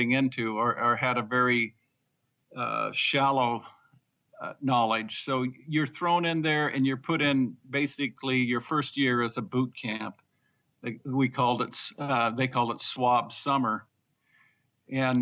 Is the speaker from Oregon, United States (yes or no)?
no; Northern Idaho, United States; growing up in Northern Idaho